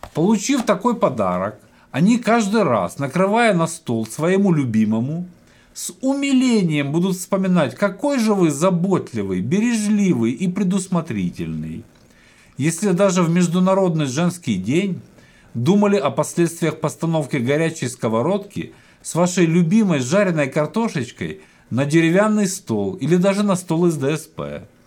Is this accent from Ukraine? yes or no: yes; Ukraine; я родом с Украины